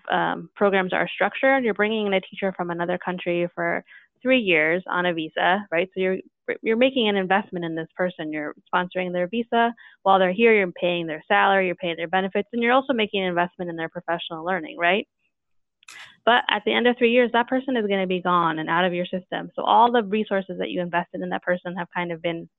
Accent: Chile; moved away; I'm from Chile

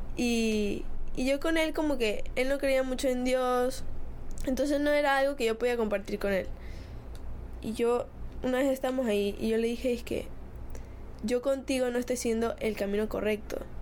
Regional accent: Spain; Soy de España

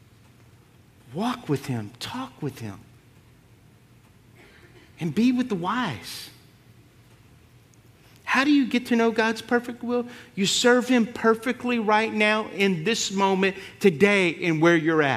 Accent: Lafayette, Louisiana, United States; also born or lived in Lake Charles, Louisiana; now in Jennings, United States; grew up in Lafayette

